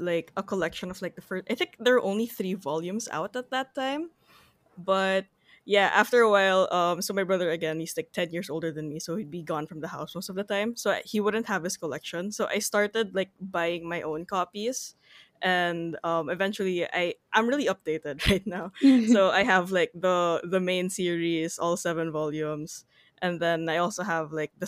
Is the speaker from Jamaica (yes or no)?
no; Philippines; as a Filipino